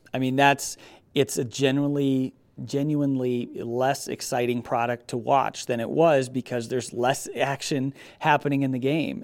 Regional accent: Rockford, Illinois, United States; also born or lived in Beloit, Wisconsin; where I grew up in Rockford

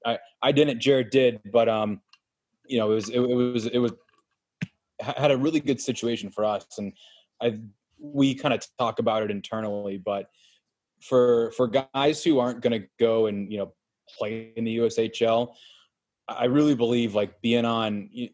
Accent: Cleveland, Ohio, United States; we're from Cleveland, and we are not the typical hockey family.

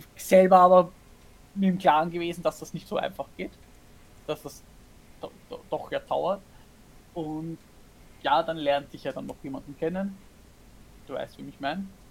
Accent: Austria; now in Germany; ich als Österreicherin bin offiziell ja eine Ausländerin in Deutschland

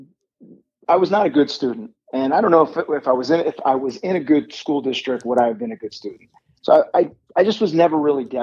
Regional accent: Miami, Florida, United States; I am born and raised in Miami, Florida

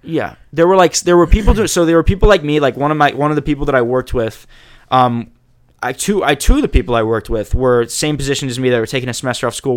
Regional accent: Jacksonville, Florida, United States; moved away as an adult; also born or lived in Chapel Hill, North Carolina; I loved growing up in Jacksonville

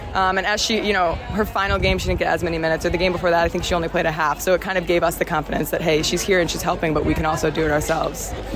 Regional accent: United States; moved away as an adult; now in Australia; coming from America

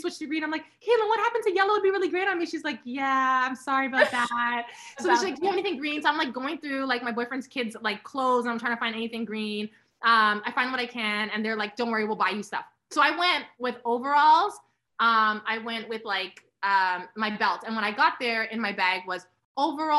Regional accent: Toronto, Ontario, Canada; moved away as an adult; now in New York, United States; I grew up in Toronto, living in New York, going back and forth

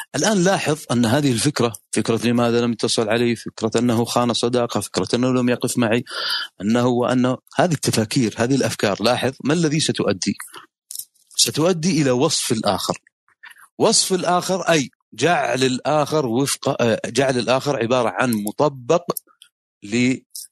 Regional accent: Saudi Arabia; النظام عندنا في السعوديه

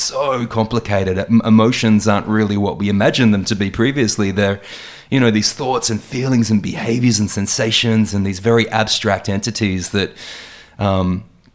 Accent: Adelaide, South Australia, Australia; moved away as an adult; also born or lived in Sydney; I was born in Adelaide and I moved to Sydney around 2004.

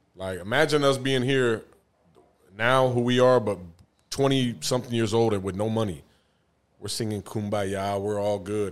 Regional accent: San Antonio, Texas, United States; also born or lived in Denver, Colorado; now in Atlanta, United States; I'm from San Antonio

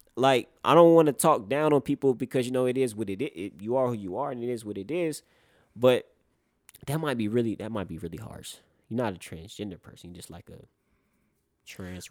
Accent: North Carolina, United States; I grew up in North Carolina

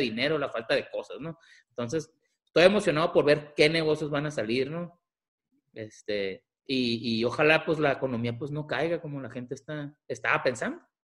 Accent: Mazatlán, Sinaloa, Mexico; now in Tucson, United States; soy originario de Mazatlán, Sinaloa, vivo en Tucson

